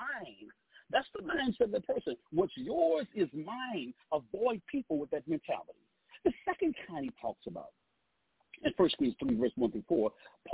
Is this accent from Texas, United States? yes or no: yes; Southeast Texas, United States; moved away; I'm actually from Southeast Texas